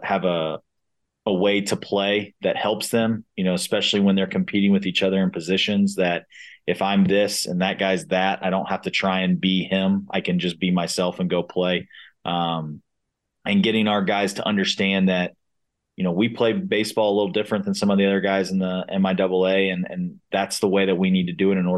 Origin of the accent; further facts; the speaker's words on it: Cincinnati, Ohio, United States; moved away as an adult; now in Wichita, United States; I'm from Cincinnati